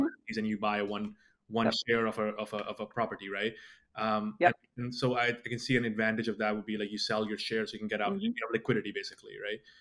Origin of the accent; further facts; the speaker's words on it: India; moved away; originally I was born in India